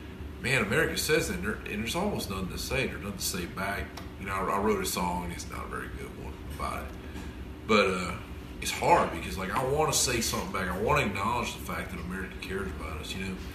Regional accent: the South, United States; I would go in there just to like remember that I come from the South because the food is good

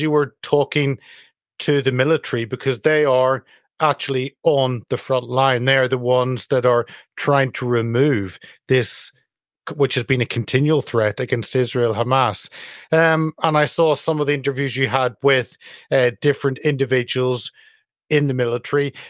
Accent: United Kingdom; speaking as a Brit

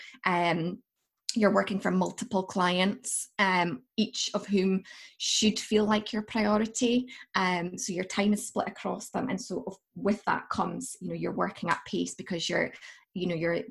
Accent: Aberdeen, Scotland, United Kingdom; moved away as an adult; also born or lived in Liverpool; now in Aberdeen, United Kingdom; living in Aberdeenshire, growing up in Aberdeenshire

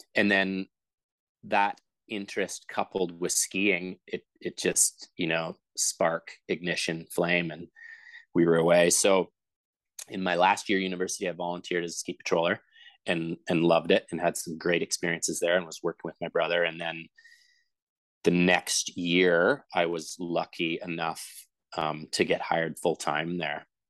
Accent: Vancouver, British Columbia, Canada; i grew up in vancouver so two hours south of whistler

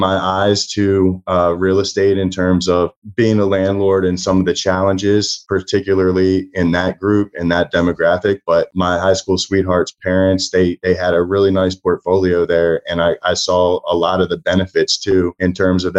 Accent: Baltimore, Maryland, United States; I grew up in Baltimore, Maryland

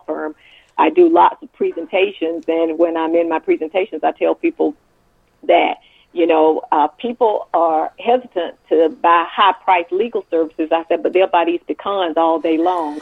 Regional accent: Macon, Georgia, United States; also born or lived in North Carolina / Atlanta, Georgia; Born and raised in Macon, Georgia

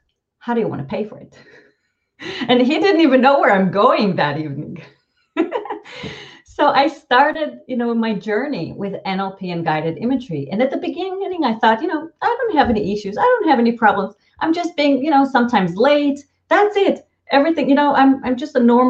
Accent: Israel; first language Hebrew; English is a second language; moved away as an adult; now in San Francisco Bay Area, United States; growing up in Israel

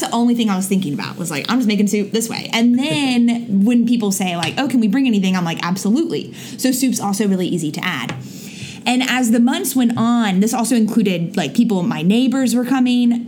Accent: Florida, United States; moved away; I'm from Florida

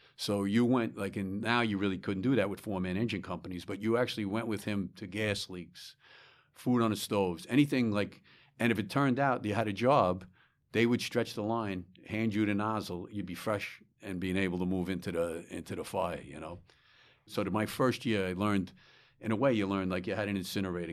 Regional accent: Smithtown, New York, United States; also born or lived in Bronx, New York; I was born in the Bronx, and shortly, uh, thereafter, maybe when I was young, we moved out to Long Island, to Smithtown, Long Island

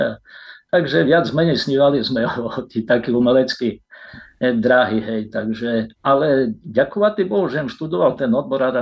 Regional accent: Rovné/Rostoky, Svidník district, Prešov Region, Slovakia; also born or lived in Nižný Mirošov / Košice; Tak ja sa narodil v Rostokách, Eh, okresy Svidník, rovnické rodiny

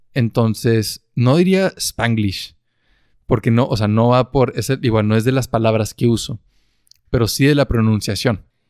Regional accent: northern Mexico, Mexico; accent: northern Mexican; … y yo tenemos un acento mexicano del norte

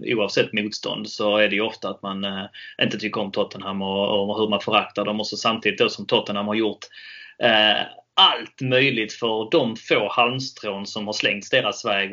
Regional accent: Helsingborg, Skåne, Sweden; Jag är ju från Helsingborg

